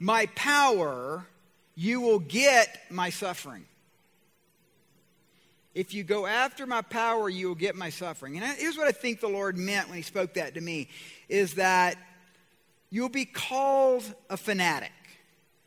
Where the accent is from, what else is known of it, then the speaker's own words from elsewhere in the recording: Georgia, United States; I'm from Georgia